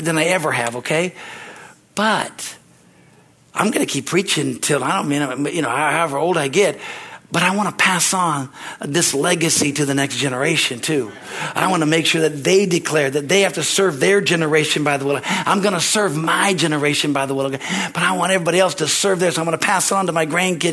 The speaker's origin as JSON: {"language": "English", "region": "California", "country": "United States", "also_born_or_lived": "Midwest", "moved": "as an adult", "said": "I came from California"}